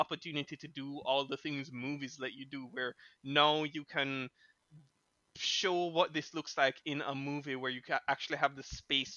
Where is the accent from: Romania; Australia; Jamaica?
Jamaica; being from Jamaica, growing up in Jamaica